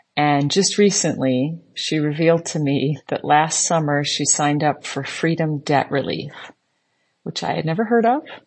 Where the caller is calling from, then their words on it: Islamabad, Islamabad Capital Territory, Pakistan; I'm calling from Islamabad, Pakistan. where I work for the U S government